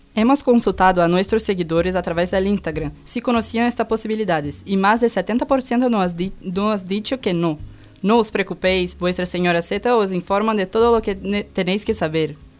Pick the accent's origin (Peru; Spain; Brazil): Brazil; moved away; Yo que soy de Brasil